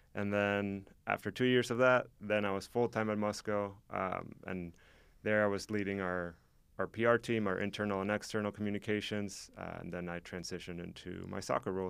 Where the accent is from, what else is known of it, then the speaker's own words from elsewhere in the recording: Mexico; now in Oskaloosa, United States; I am from Mexico, so I grew up with soccer